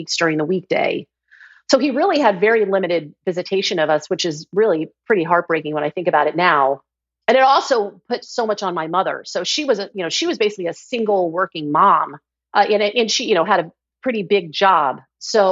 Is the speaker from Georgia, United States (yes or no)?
yes; Georgia, United States; I grew up in Georgia